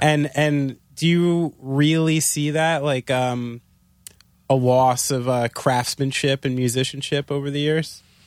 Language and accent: English; New Jersey, United States; I'm from Jersey